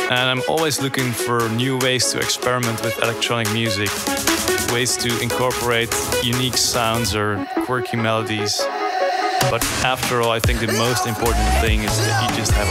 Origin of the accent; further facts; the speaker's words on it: Borkum, Lower Saxony, Germany; English is a second language; now in Enschede, Netherlands; I'm 22 years old. I'm originally from Borkum, but right now I live in Enschede for my study at the conservatory.